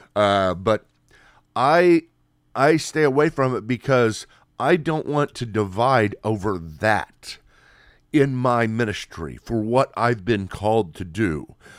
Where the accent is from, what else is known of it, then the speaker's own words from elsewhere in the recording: United States; Here in America